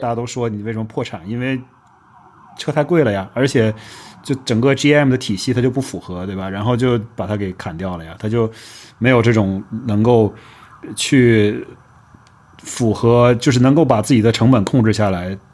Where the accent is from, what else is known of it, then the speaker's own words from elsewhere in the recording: Northeast China, China; 尤其我家在东北